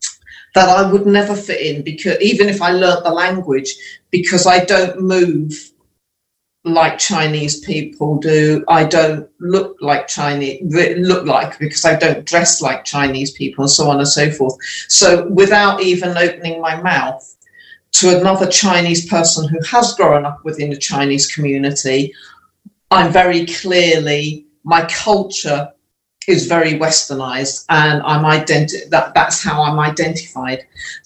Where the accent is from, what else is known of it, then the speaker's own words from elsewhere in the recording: Leicester, East Midlands, United Kingdom; also born or lived in Scunthorpe; we were growing up in Leicester, it was fine. There was multiracial, lots of other ethnicities there, a big Indian population. So I felt different, but it wasn't too bad at all.